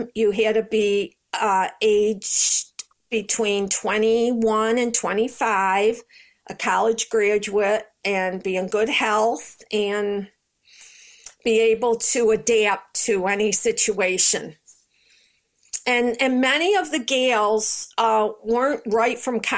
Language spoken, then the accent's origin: English; Rochester, New York, United States; I'm from New York